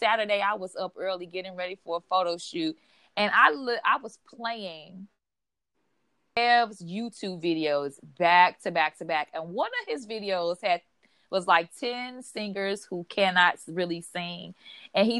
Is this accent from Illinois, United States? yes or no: yes; Chicago, Illinois, United States; moved away as an adult; now in Los Angeles, United States; back in my hometown, Chicago